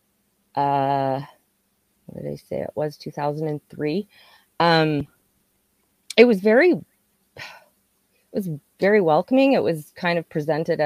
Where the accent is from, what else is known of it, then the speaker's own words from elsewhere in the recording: Regina, Saskatchewan, Canada; also born or lived in Calgary / Moose Jaw / Maple Creek; So I was born in Saskatoon, but we moved a lot before I was six. So we were like Saskatoon, Calgary, Moose Jaw, then ended up in Regina. And I grew up most of the time there.